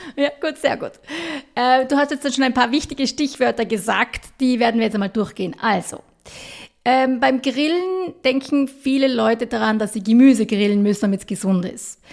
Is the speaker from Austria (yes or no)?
yes; Austria; wir als Österreicher